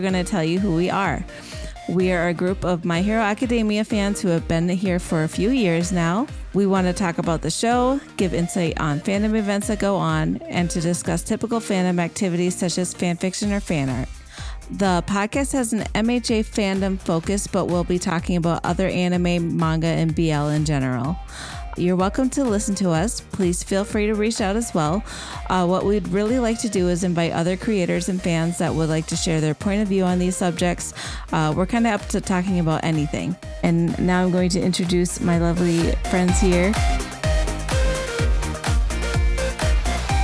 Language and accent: English; United States; So I'm from the United States